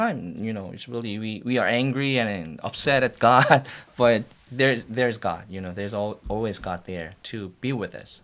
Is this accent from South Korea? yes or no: yes; South Korea; English is a second language; moved away as an adult; also born or lived in Washington, D.C. / Missouri; now in United States; I was born and raised in Korea, South Korea